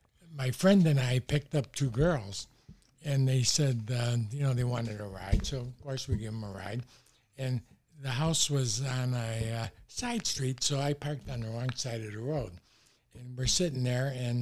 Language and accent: English; Oak Park, Illinois, United States; Growing up in Oak Park, that's when they were building the Eisenhower Expressway.